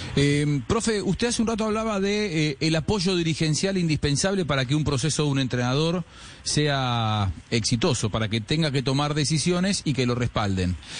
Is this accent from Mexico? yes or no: no; Argentina; yo como argentino